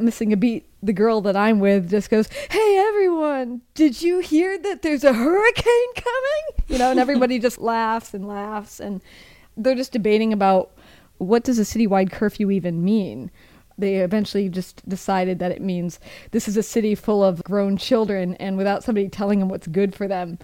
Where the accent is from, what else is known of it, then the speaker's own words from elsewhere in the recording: Midwest, United States; moved away; I'm from the Midwest